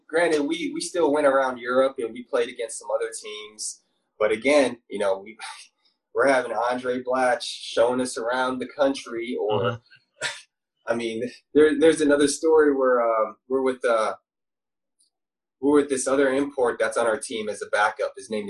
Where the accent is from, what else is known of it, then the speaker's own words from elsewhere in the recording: Philippines; I'm from the Philippines, man.